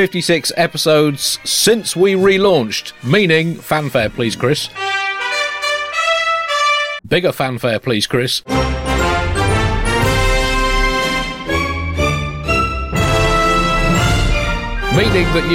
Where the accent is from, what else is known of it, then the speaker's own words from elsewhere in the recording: United Kingdom; as a British person